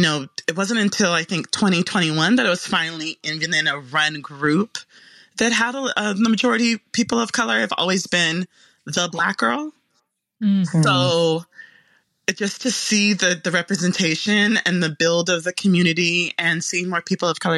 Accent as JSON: {"language": "English", "town": "Memphis", "region": "Tennessee", "country": "United States", "tie": "born or raised there", "said": "I was born in Memphis, Tennessee"}